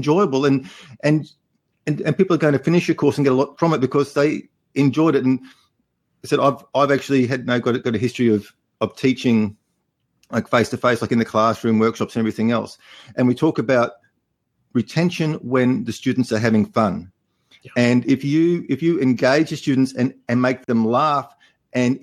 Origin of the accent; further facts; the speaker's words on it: Australia; accent: Australian; my Australian accent